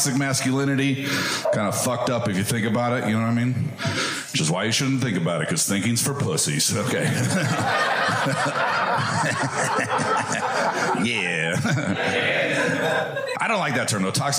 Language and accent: English; Medford, Oregon, United States; I'm from the Dirty South